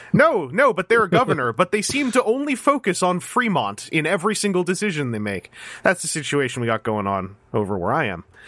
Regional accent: Canada; I, I live in Ca, I'm a Canadian. I live in, I live in Canada

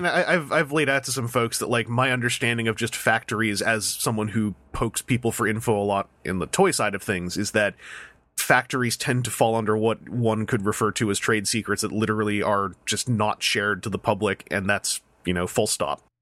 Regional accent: Victoria, British Columbia, Canada; moved away; I went back to my hometown in Victoria, B C

